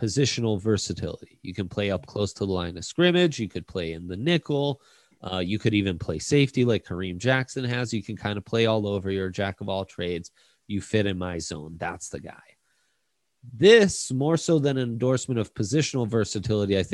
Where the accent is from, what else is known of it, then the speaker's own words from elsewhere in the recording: Italy; now in Denver, United States; I grew up in Italy, but was born here